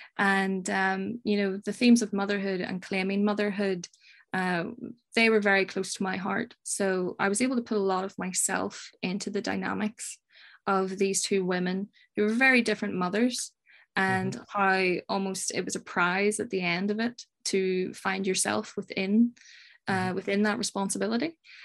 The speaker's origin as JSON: {"language": "English", "country": "Ireland", "tie": "born or raised there", "said": "Well, you know, growing up in Ireland, you're surrounded by these ghostly stories and monsters."}